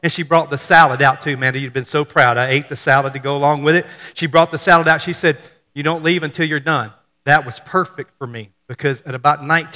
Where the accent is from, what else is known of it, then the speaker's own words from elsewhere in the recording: Memphis, Tennessee, United States; now in Missouri, United States; when I was growing up in Memphis